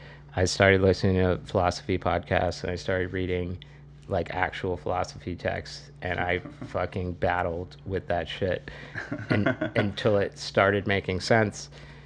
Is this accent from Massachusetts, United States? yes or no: yes; Massachusetts, United States; I am 39 from Massachusetts